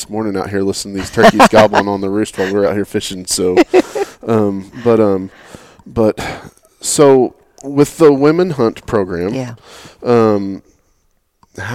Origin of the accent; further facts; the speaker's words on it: Oklahoma, United States; now in Texas, United States; when I grew up in Oklahoma